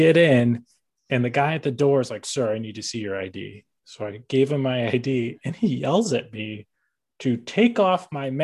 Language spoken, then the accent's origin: English; Illinois, United States; we're all from Illinois